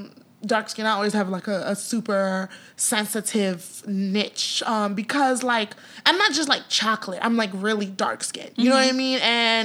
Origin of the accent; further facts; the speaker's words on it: United States; although I am American by virtue of like I grew up here, mm-hmm. you know, I'm Nigerian